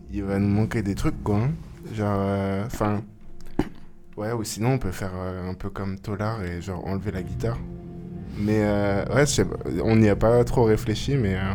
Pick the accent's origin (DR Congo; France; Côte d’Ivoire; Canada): France; Grenoble, Auvergne-Rhône-Alpes; C'est ça, ouais.